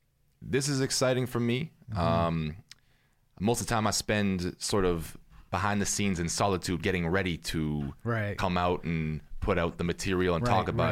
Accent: Canada

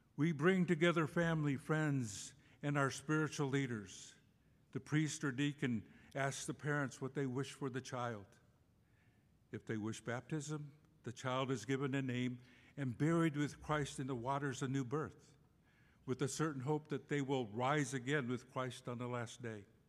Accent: Cochiti Pueblo, New Mexico, United States; moved away; I was born and raised on the Cochiti Pueblo Indian Reservation in New Mexico

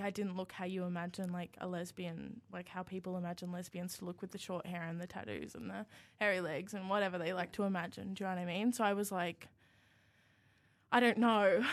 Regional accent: Yamba, New South Wales, Australia; now in Canberra, Australia; I live about an hour south of Byron Bay, which makes people think that I'm, like, rich cool, but I actually live on property, and it's, like, in a little beachy town called Yambo

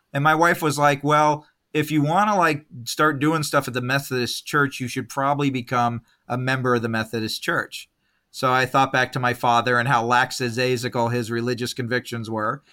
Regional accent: Escondido, California, United States; also born or lived in San Diego / Long Beach / San Jose; now in Los Angeles, United States; born in San Diego, grew up in a town called Escondido

